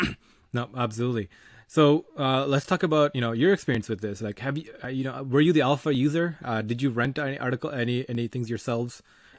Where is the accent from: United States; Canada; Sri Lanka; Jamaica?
Sri Lanka; So, I'm from Sri Lanka, and like the Sri Lankan community that's really big in North America is about 400,000